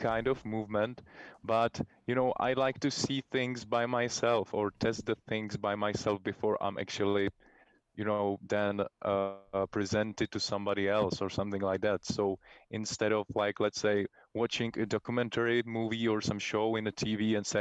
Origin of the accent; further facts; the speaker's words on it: Prague, Czechia; We're born and raised in Czech Republic, in Prague, the capital city of Czech Republic